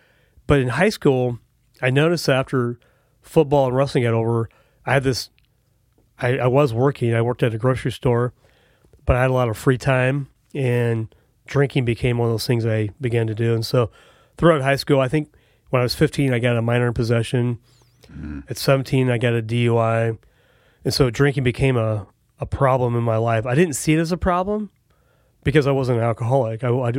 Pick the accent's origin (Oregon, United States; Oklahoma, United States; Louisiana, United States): Oregon, United States; Prineville; moved away; I grew up in the big city of Prineville, Oregon.